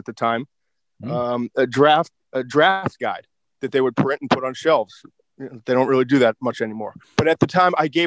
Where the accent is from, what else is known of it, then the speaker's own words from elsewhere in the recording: Swampscott, Massachusetts, United States; I grew up in a small town north of Boston called Swampscott